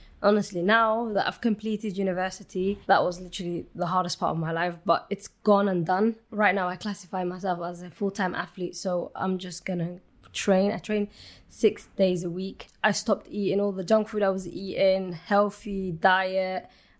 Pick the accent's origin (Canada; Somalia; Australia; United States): Somalia; So Somalia, when I was born, the war started well before I was even born. But Somalia, I would say from my childhood memories, we got to learn to live with every